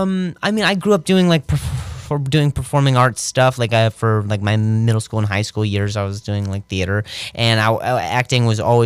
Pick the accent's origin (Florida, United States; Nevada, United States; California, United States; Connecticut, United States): Nevada, United States; Las Vegas; also born or lived in Indianapolis, Indiana; I grew up in Vegas